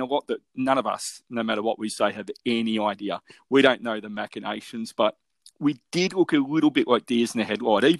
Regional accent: Melbourne, Victoria, Australia; I grew up obviously Richmond boy growing up in Melbourne

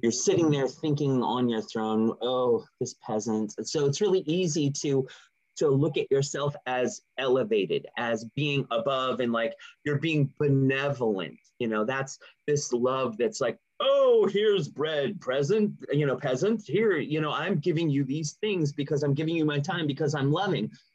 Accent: California, United States; I grew up in California

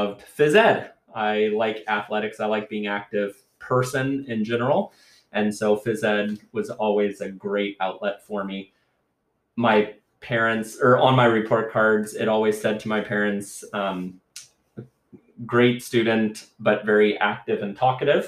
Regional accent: United States; moved away as an adult; now in Canada; I am not Canadian. I am a U.S. citizen

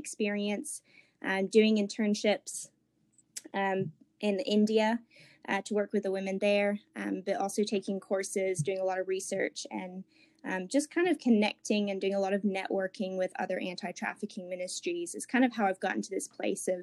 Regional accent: England, United Kingdom; moved away as an adult; also born or lived in Ecuador; now in Asheville, United States; But I am originally from England. I was there most of my sort of like childhood, but I did live in Ecuador for 4 years as a missionary kid with my family

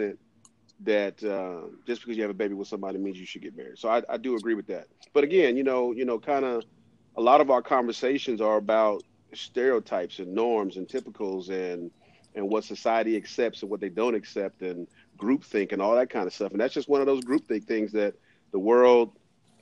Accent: United States; we're two young Black men born and raised in America

